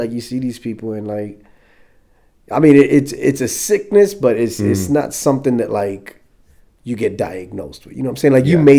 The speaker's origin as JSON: {"language": "English", "town": "New York City", "region": "New York", "country": "United States", "tie": "born or raised there", "also_born_or_lived": "California / South Korea / Fort Drum, New York", "moved": "as an adult", "lives_now": "Round Rock, Texas, United States", "said": "growing up in the Bronx, I grew up in the South Bronx"}